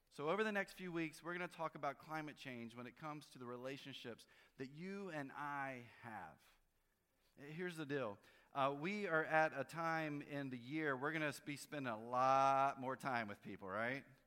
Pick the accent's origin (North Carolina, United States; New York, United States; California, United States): North Carolina, United States; I grew up in North Carolina, and so a big snowstorm was six inches